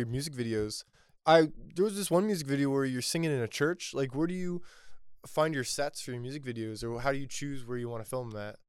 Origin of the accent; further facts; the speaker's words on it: New Jersey, United States; now in York, United States; I'm from New Jersey